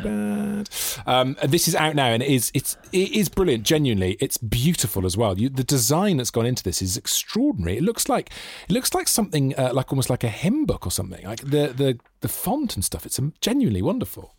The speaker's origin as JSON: {"language": "English", "town": "Newport", "region": "Wales", "country": "United Kingdom", "said": "that's my neck of the woods"}